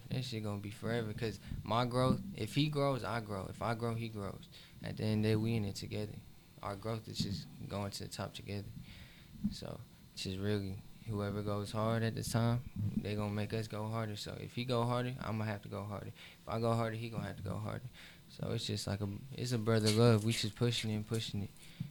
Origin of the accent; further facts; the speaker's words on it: the South, United States; Because I'm from the South, so I respect the South, I love the South.